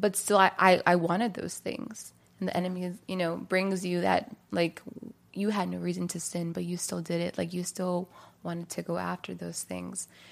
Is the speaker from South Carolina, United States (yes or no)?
no; Maryland, United States; now in California, United States; I'm from Maryland originally, and so I've, you know, was raised there, was born and raised there.